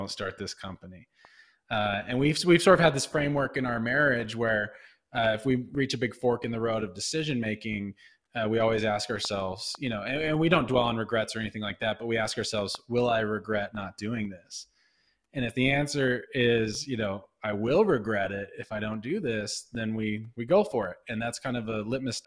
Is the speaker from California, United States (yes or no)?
no; Southern Utah, United States; I grew up in Southern Utah